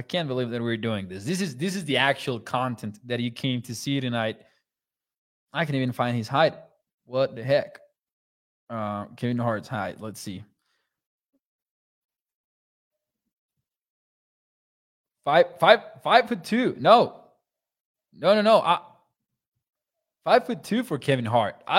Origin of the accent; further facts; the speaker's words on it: Mexico; moved away; I'm from Mexico